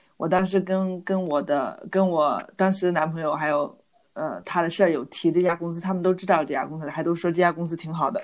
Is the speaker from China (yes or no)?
yes; China; moved away as an adult; now in Netherlands; 我是中国人